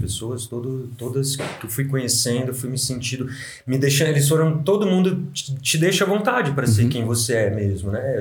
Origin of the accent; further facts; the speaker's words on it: São José do Rio Preto, São Paulo, Brazil; moved away as an adult; now in Vale do Capão, Brazil; voltei para São José do Rio Preto, né? Uhum. Minha terra natal